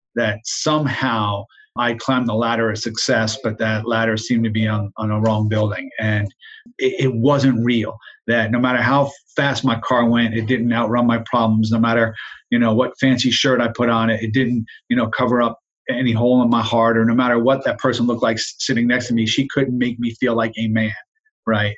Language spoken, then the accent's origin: English; Jersey Shore, New Jersey, United States; I grew up in New Jersey, South Jersey, uh, on the Jersey Shore